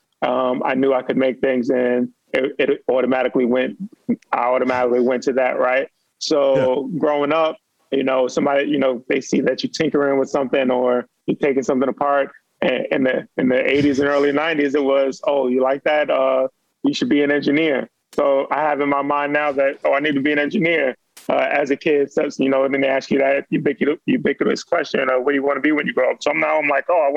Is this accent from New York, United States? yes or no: yes; New York City, New York, United States; now in Baltimore, United States; Born and raised in New York